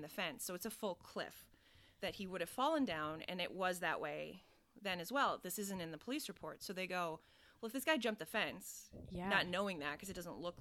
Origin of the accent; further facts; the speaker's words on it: Minnesota, United States; moved away; also born or lived in Chicago; I'm from Minnesota.